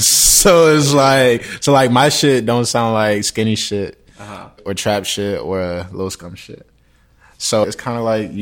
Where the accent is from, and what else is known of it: Tampa, Florida, United States